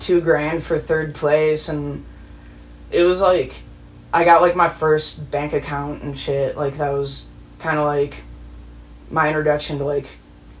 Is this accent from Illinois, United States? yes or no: yes; La Grange, Illinois, United States; also born or lived in California; now in Chicago, United States; I grew up in LaGrange, Illinois. It's like 20 miles